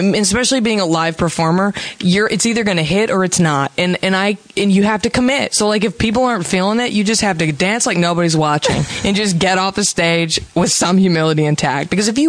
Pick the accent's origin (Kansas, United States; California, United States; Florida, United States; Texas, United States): Texas, United States; Dallas; now in Los Angeles, United States